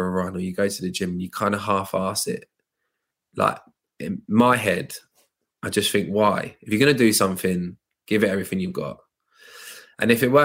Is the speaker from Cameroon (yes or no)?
no; Luton, East of England, United Kingdom; I grew up in Luton, very diverse, multicultural area